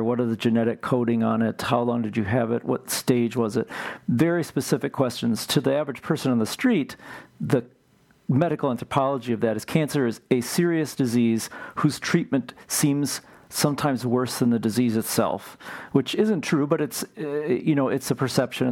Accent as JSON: {"language": "English", "town": "Marshfield", "region": "Wisconsin", "country": "United States", "tie": "born or raised there", "also_born_or_lived": "Cleveland, Ohio / St. Paul, Minnesota", "moved": "as an adult", "lives_now": "Twin Cities, United States", "said": "we moved there in 1974 or so, and I grew up there and graduated from high school there."}